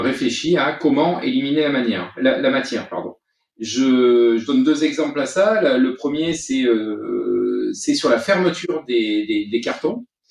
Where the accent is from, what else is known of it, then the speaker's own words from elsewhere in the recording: Vaucluse, Provence-Alpes-Côte d'Azur, France; ma région d'origine qui est le Vaucluse